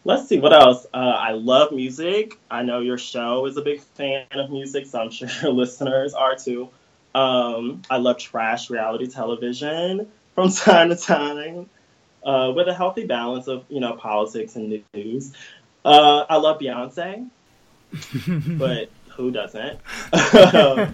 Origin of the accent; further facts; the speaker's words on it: Daphne, Alabama, United States; I was born and raised right outside of Mobile, which is at the southern tip of the state. I grew up in a town called Daphne, Alabama